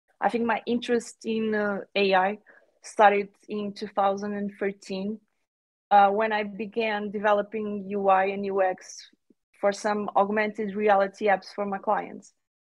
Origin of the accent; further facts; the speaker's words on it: Portugal; I'm from Portugal.